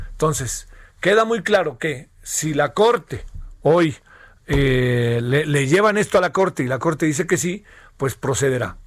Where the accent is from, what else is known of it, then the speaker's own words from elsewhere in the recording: Mexico; somos mexicanos